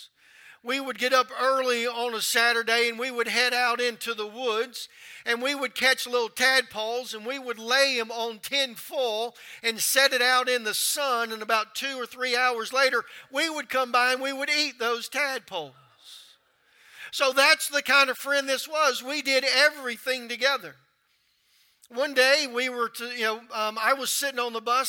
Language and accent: English; Louisiana, United States; moved away as an adult; also born or lived in Baker, Louisiana / North Carolina; I'm from Louisiana